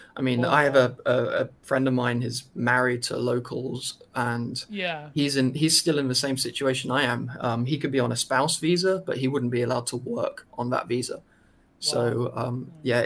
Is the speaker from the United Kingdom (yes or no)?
yes; United Kingdom; now in China; I'm British